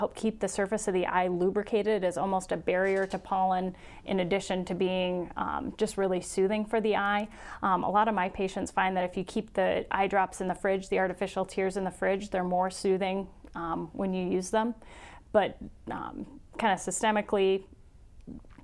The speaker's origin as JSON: {"language": "English", "town": "Sioux Falls", "region": "South Dakota", "country": "United States", "said": "I'm in Sioux Falls, South Dakota, and I'm originally from Sioux Falls, so I'm very happy to be back home."}